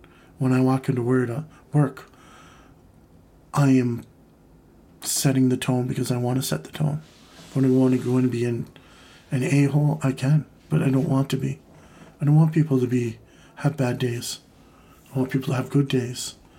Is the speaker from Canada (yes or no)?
yes; Canada; And, you know, with my home country here in Canada, I mean, we've taken a kind of a step back.